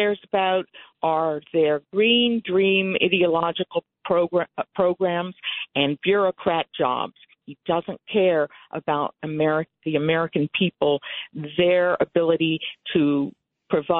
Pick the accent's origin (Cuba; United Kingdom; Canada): Cuba; now in Connecticut, United States; I was born in Cuba. I escaped communism with my family. We came here for freedom and opportunity.